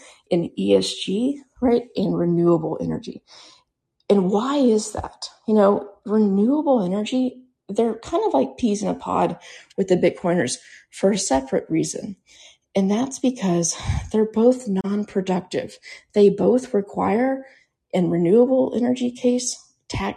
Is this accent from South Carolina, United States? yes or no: no; Central Texas, United States; I grew up in Texas, and when I was a kid, right, I never heard of blackouts. Yeah, we had an ice storm once in a while here in Central Texas